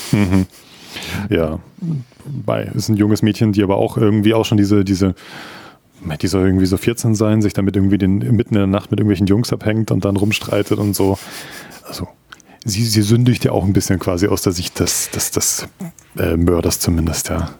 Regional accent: Munich, Bavaria, Germany; ich bin in Neuperlach in München aufgewachsen.

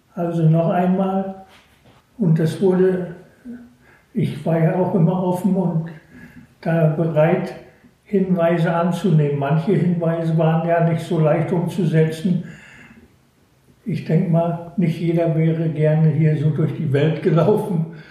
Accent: Northern Germany, Germany; moved away; Und bin natürlich als Nordlicht an der Ostsee aufgewachsen

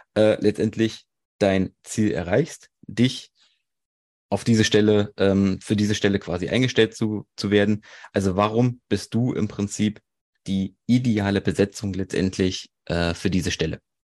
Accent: Erfurt, Thuringia, Germany; 27, komme aus Erfurt

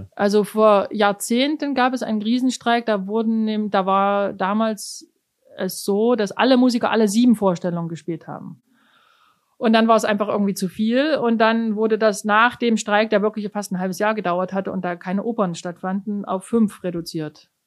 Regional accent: Germany; accent: German; moved away as an adult; now in New York, United States; jeder gleich merkt, dass ich von Deutschland komme

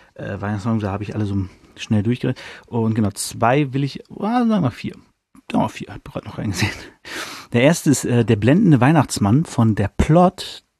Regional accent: Hanover, Lower Saxony, Germany; als Hannoveraner

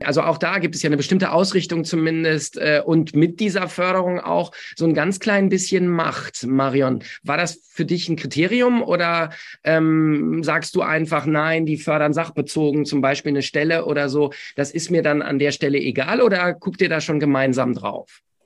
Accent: Essen, North Rhine-Westphalia, Germany; in meiner Heimatstadt. Ich äh, hm. bin ja in Essen geboren.

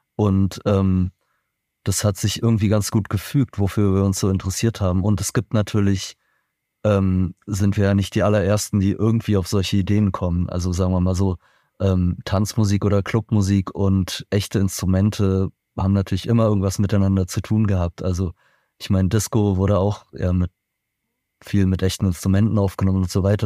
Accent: Berlin, Germany; ich bin persönlich in Berlin geboren und aufgewachsen

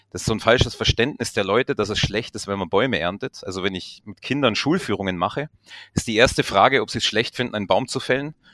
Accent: Bavaria, Germany; now in Austria; wir wohnen in Vorarlberg, die Immobilienpreise sind extrem hoch. Ich komme ja ursprünglich aus der Region südlich von München, wo sie auch sehr hoch sind.

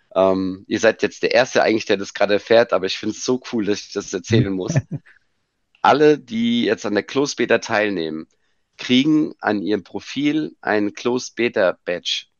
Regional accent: Frankfurt, Hesse, Germany; aber geboren bin ich in Frankfurt und da hängt auch mein Herz

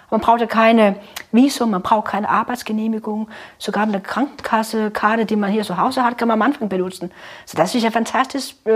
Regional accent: North Denmark Region, Denmark; ja, meine Heimat natürlich, das ist ja super, ja, der Jammerbucht, wo ich herkomme, kurz bevor Norwegen anfängt.

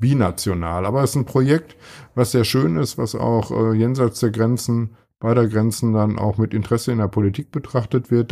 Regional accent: Ruhr area, North Rhine-Westphalia, Germany; now in Münster, Germany; im Ruhrgebiet, was wo ich herkomme und was nicht so weit weg ist

